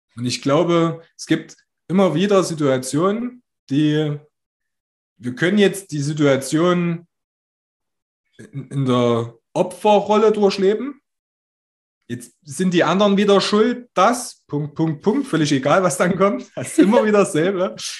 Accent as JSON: {"language": "German", "town": "Altenburg", "region": "Thuringia", "country": "Germany", "said": "in Altenburg, wo ich herkomme"}